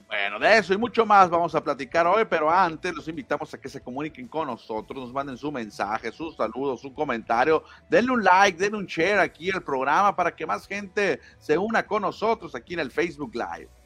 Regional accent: Mexico; para México no tenemos a ninguno nacido en nuestro país

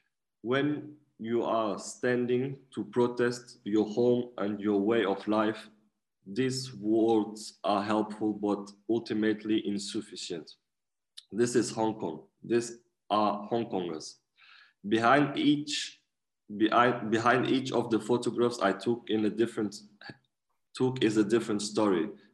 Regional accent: Portugal; also born or lived in Germany; I'm 29 years old. I was born in Germany and raised in Portugal. And since we are very young, my mom and my family, we used to travel quite a lot.

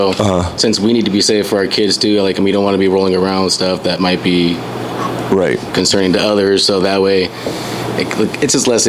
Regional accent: San Diego, California, United States; I am also from San Diego.

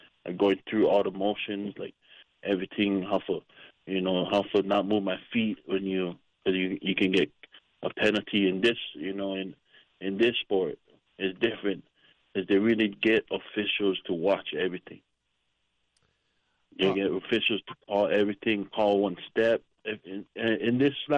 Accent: Kona, Hawaii, United States; moved away as an adult; also born or lived in Oahu, Hawaii / Hilo, Hawaii; now in Las Vegas, United States; I was born in Oahu, on the west side of Hawaii. And then I moved to the Big Island, and I graduated up in Kona

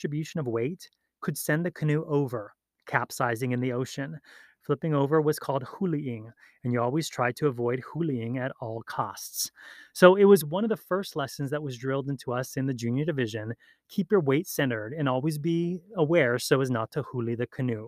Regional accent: Hawaii, United States; Growing up in Hawaii

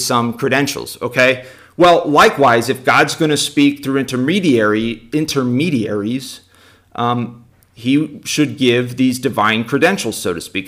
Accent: United States; we're, we're priests from America

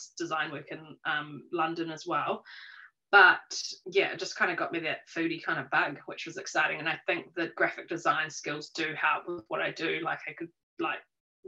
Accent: Rotorua, Bay of Plenty, New Zealand; also born or lived in Auckland; now in Taupō, New Zealand; So I grew up in Rotorua, had a fun kind of cruisy life

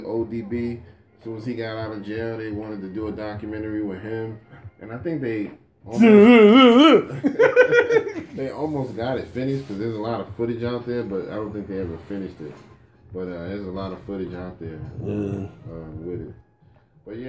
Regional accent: New York, United States; I'm from New York

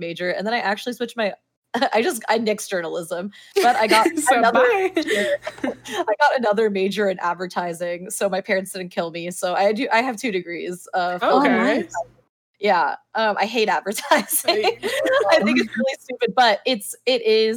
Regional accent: Miami, Florida, United States; I'm from Miami, which is very conservative actually, within like the Cuban community at least

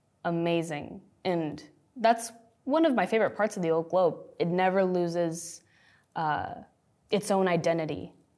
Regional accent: United States; And a lot of the times I feel like I'm not Mexican enough or I'm not Filipino enough, especially when you grow up in the U.S., but you are multi-ethnic.

